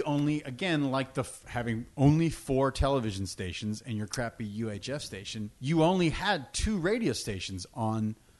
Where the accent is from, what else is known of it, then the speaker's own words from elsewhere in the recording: Pittsburgh, Pennsylvania, United States; moved away; also born or lived in Albuquerque, New Mexico; like a part of my life, I grew up in Pittsburgh. I was born in Pittsburgh, and Pittsburgh is a classic arena rock city.